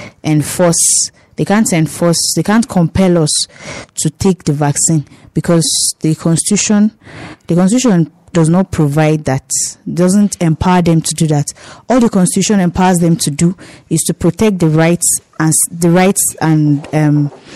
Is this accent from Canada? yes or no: no; Nigeria; Nigerians, for long we suffered a lot of things from our leaders.